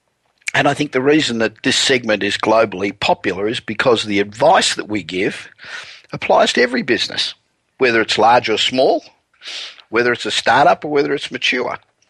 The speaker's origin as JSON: {"language": "English", "town": "Los Angeles", "region": "California", "country": "United States", "tie": "born or raised there", "said": "we're coming to you this week again from my hometown of Los Angeles."}